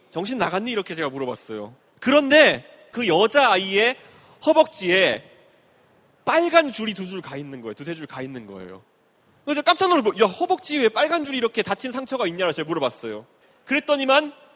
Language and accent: Korean; Seoul, South Korea; also born or lived in United States; 제가 노원구 상계동에서 어릴 때 살았던